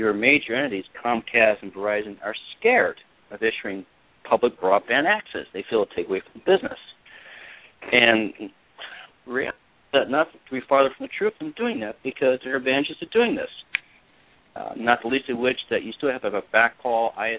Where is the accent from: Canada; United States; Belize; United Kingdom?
United States; Midwest; now in New Jersey, United States; I'm calling from New Jersey, and I'm from Midwest originally